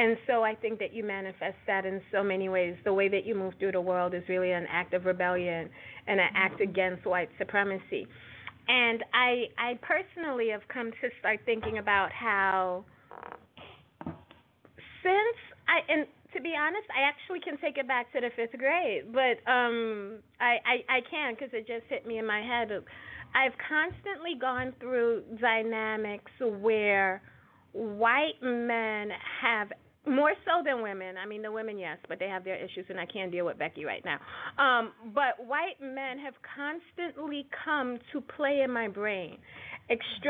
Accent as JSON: {"language": "English", "town": "New York City", "region": "New York", "country": "United States", "accent": "Brooklyn", "said": "my Brooklyn accent"}